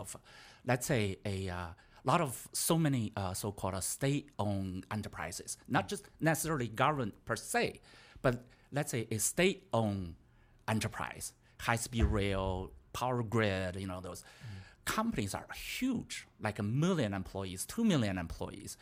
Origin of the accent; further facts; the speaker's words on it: China; moved away; I was from China.